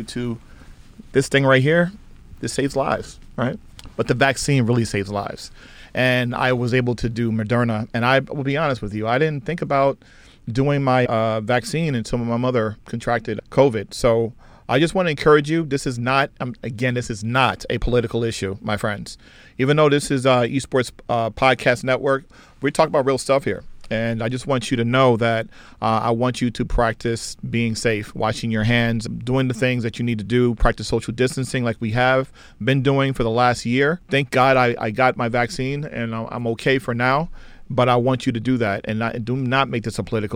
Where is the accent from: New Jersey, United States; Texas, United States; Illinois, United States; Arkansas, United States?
New Jersey, United States; I'm from New Jersey